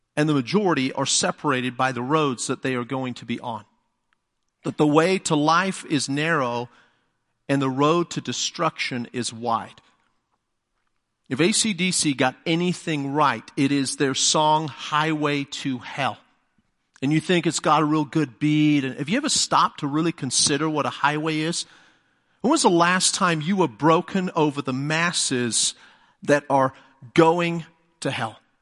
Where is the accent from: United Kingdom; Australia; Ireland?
United Kingdom; England; first language English; moved away as an adult; now in United States; being English